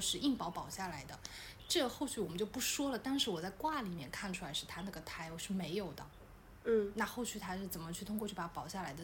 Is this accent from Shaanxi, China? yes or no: no; Wenzhou, Zhejiang, China; 我们温州话